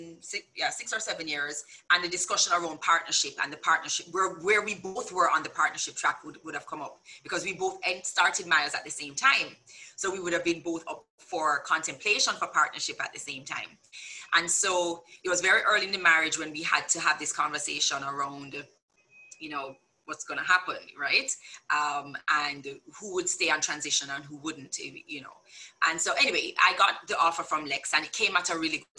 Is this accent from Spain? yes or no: no; Jamaica; also born or lived in Chicago, United States; all I really knew growing up was Jamaica